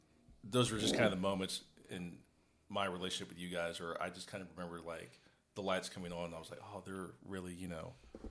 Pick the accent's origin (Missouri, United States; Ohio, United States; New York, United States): Ohio, United States; Columbus; also born or lived in Springfield, Ohio / Memphis, Tennessee; now in Texas, United States; I'm from Ohio. I was born in Springfield, Ohio. Lived in Columbus, probably majority of my childhood between there and Memphis, Tennessee. growing up in Columbus, Ohio, we were middle class